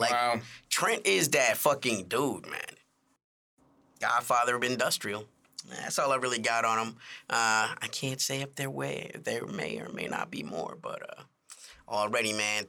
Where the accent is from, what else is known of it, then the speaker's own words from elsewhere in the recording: Chicago, Illinois, United States; I'm from Chicago, y'all.